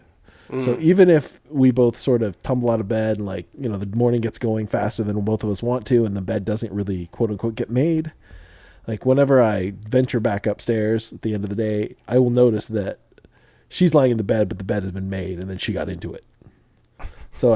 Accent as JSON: {"language": "English", "region": "Midwest", "country": "United States", "tie": "born or raised there", "said": "I grew up in the Midwest"}